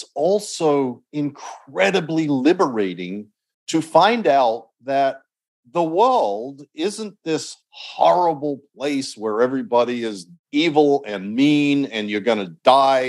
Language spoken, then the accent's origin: English; Australia; when I was growing up in Australia